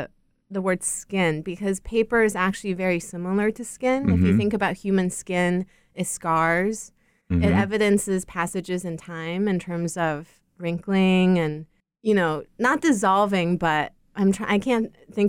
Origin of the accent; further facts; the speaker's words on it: China; because I grew up in China in a metropolis, and it was very difficult to experience or understand scale within a city that had very little negative space.